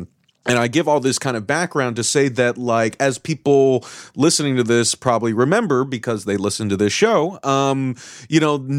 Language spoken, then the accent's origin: English; California, United States; like, I grew up in Orange County, California